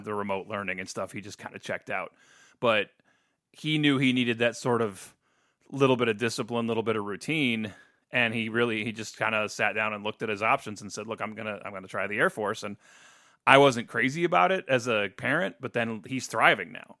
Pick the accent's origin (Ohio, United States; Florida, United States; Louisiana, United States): Ohio, United States; New Philadelphia; moved away as an adult; now in Toledo, United States; New Philadelphia, Ohio